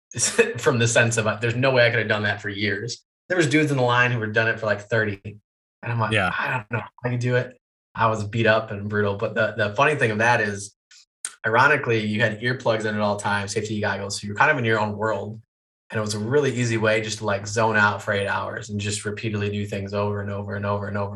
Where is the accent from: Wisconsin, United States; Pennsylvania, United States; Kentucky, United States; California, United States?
Wisconsin, United States; moved away; a summer college job that would be good back in my hometown